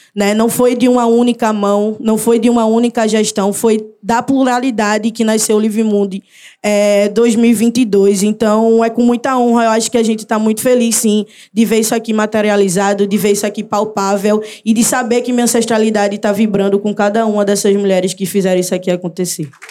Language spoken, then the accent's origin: Portuguese; Recife, Pernambuco, Brazil; sou de Recife, Pernambuco, mais especificamente da Zona Norte, do Arruda, comunidade do Arruda